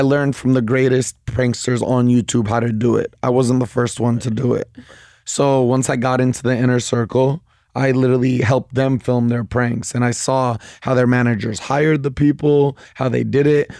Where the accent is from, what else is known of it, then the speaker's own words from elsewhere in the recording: Bay Area, California, United States; I'm from the Bay Area